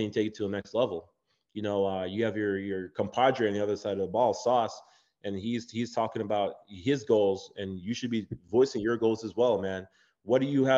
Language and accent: English; Jamaica; moved away; also born or lived in Chicago; I'm from Jamaica. Growing up in Jamaica, my mom came here